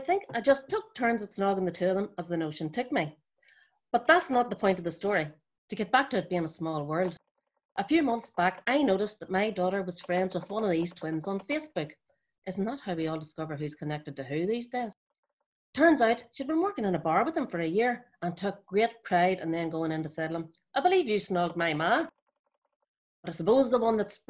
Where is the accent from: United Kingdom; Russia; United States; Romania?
United Kingdom; Coalisland, Northern Ireland; I'm not even from Belfast, but a grand wee town in County Tyrone called Coal Island, or the Island, as it is affectionately known.